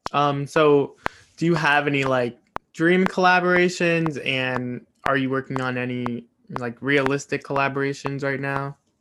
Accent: East Coast, United States; I'm from the East Coast

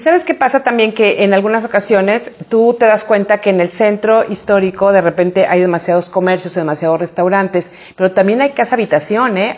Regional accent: San Miguel de Allende, Guanajuato, Mexico; es mi pueblo, es puro arraigo, es puro cariño

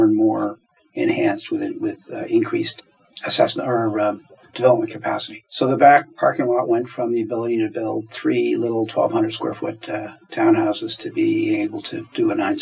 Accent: Halifax, Nova Scotia, Canada; I grew up in Halifax and have spent my career here.

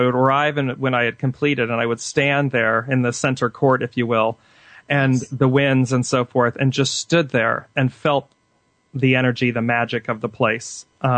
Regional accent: Midwest, United States; also born or lived in Clayton, New Mexico; I grew up in the Midwest for a little bit and lived in Clayton, New Mexico for some time.

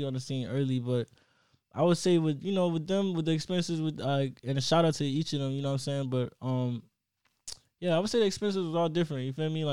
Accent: Miami Gardens, Florida, United States; I'm from Kerr City, so it was just like, it was in that same little, you know, Triple C's

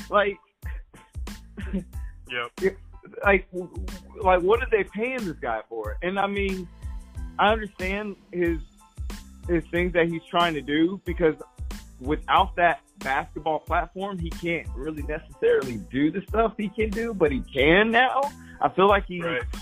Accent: New Jersey, United States; And then now I'm, I'm from Jersey.

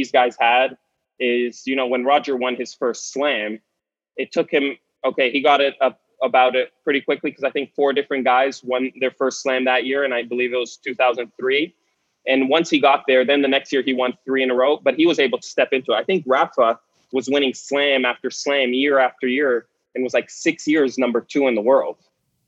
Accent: Canada; as a Canadian

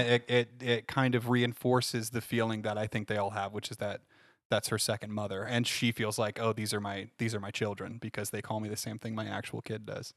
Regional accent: Findlay, Ohio, United States; hometown of, uh, Findlay, Ohio

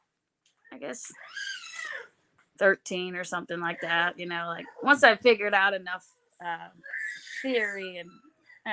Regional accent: Bellingham, Washington, United States; moved away as an adult; also born or lived in Seattle, Washington; now in Nashville, United States; So I grew up in Bellingham, Washington, which mm-hmm. is north of Seattle

